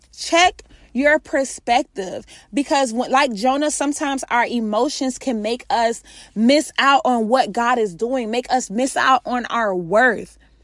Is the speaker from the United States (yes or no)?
yes; Florida, United States; I'm from Florida.